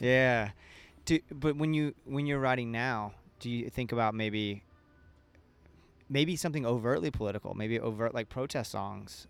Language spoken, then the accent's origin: English; an hour and a half north of Orlando, Florida, United States; moved away; my hometown, which is an hour and a half north of Orlando